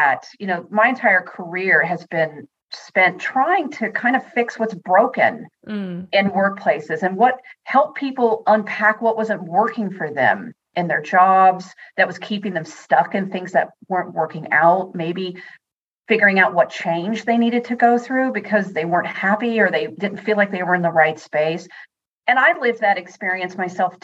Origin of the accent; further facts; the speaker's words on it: United States; accent: American; moved away as an adult; also born or lived in Netherlands; now in Northampton, United Kingdom; I am American, but I actually live in Northampton in the UK